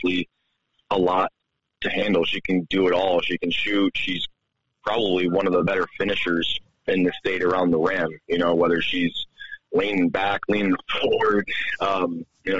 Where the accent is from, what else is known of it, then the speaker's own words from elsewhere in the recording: New York, United States; now in Helena, United States; growing up in New York